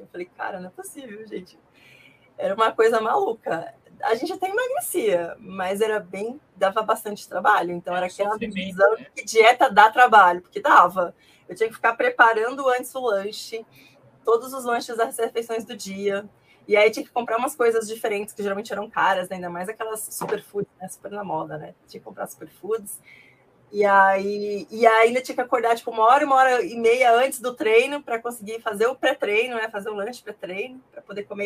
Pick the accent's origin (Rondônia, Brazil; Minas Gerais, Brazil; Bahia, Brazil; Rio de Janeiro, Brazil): Rondônia, Brazil; Ji-Paraná; moved away as an adult; now in São Paulo, Brazil; Eu sou nascida, né, natural de Paraná, Rondônia